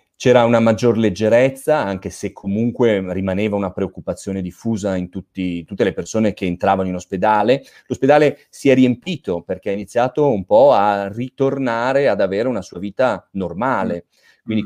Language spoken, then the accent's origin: Italian; Milan, Lombardy, Italy; also born or lived in Province of Asti, Piedmont; Io ho origini piemontesi, eh, dell'Astigiano per l'esattezza, quindi un po' non proprio dove, de, delle tue zone, però sono di Milano, io vivo e lavoro a Milano